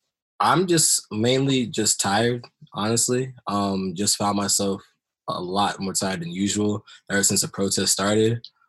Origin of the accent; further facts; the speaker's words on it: Silver Spring, Maryland, United States; I'm from Silver Spring, Maryland.